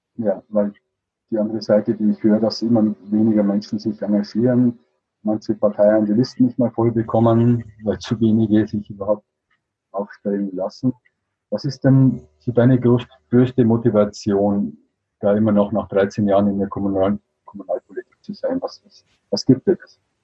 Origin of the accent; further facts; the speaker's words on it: Regensburg, Bavaria, Germany; also hier in Bayern, ich komme aus Regensburg